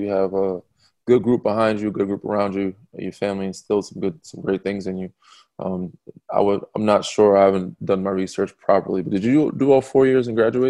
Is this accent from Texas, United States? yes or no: no; New York, United States; We're both from New York, my man.